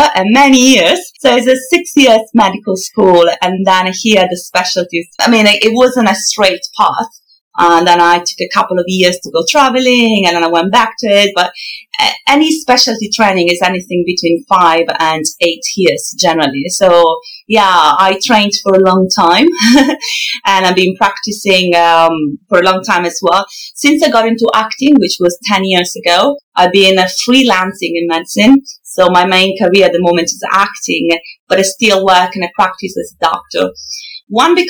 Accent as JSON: {"language": "English", "town": "Milan", "region": "Lombardy", "country": "Italy", "second_language": "English", "moved": "as an adult", "lives_now": "London, United Kingdom", "said": "I loved Italy. I come from Milan, beautiful city."}